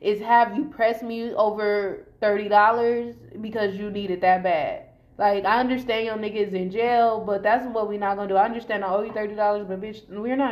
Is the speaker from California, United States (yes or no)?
yes; Long Beach, California, United States; I'm from Long Beach